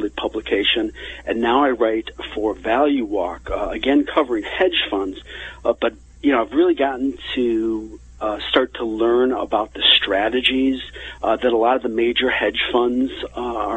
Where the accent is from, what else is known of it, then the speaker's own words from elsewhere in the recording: Chicago, Illinois, United States; growing up in the Chicago area, my friends in high school